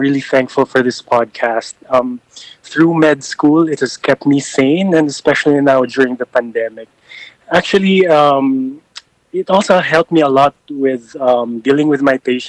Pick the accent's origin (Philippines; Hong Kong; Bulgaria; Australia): Philippines; Mindanao, South Cotabato; moved away as an adult; now in Manila, Philippines; I grew up in Mindanao, in South Cotabato in particular, and I moved here in Manila just to study college and eventually med school.